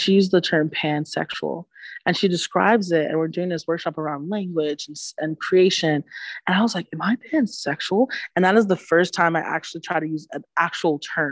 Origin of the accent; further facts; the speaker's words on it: New York City, New York, United States; accent: Bronx; moved away as an adult; also born or lived in Manhattan; now in Syracuse, United States; I'm originally from the Bronx, so I grew up on 182nd and Grand Concourse